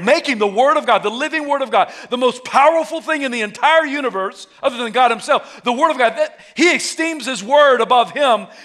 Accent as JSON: {"language": "English", "region": "the South", "country": "United States", "tie": "born or raised there", "said": "I was raised in the South."}